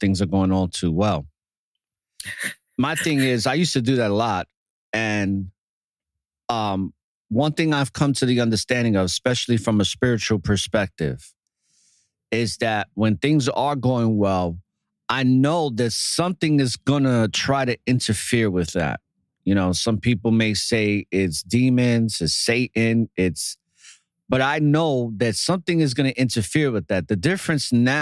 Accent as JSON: {"language": "English", "town": "New York City", "region": "New York", "country": "United States", "tie": "born or raised there", "said": "growing up in New York City, it's a very hostile environment, especially in the era that I grew up in the Bronx."}